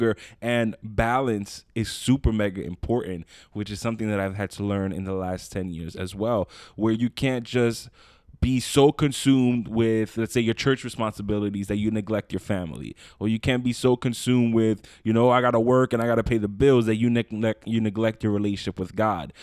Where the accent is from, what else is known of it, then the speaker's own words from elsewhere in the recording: New York City, New York, United States; moved away as an adult; now in Long Island, United States; I moved out, I'm originally from Brooklyn, uh, moved out to Long Island